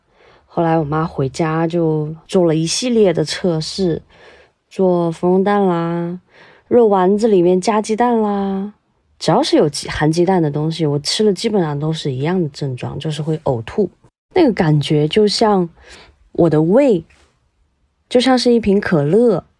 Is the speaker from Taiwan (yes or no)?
no; Guiyang, Guizhou, China; 我来自贵州省贵阳市，是公路交通行业内的一名普通的职工。